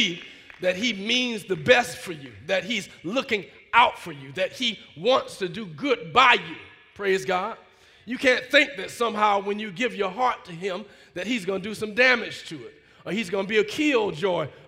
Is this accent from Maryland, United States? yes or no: no; Alabama, United States; growing up in Alabama, you know, part of the first wave of folk integrating schools